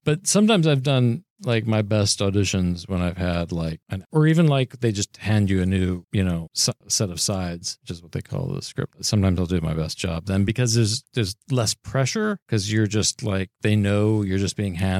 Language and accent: English; Cincinnati, Ohio, United States; moved away; I'm from Cincinnati